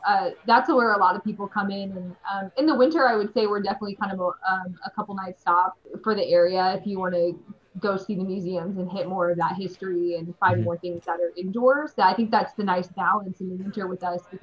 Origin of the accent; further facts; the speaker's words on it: Midwest, United States; now in Carson City, United States; as a Midwesterner